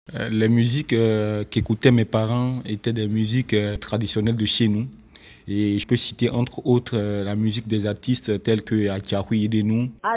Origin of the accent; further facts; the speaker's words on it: Benin; je suis béninois